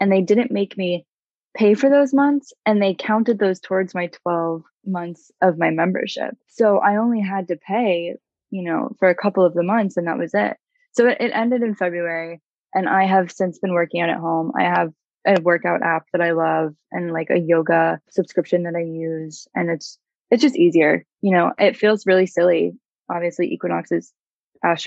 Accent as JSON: {"language": "English", "region": "North Carolina", "country": "United States", "tie": "born or raised there", "said": "I grew up in North Carolina"}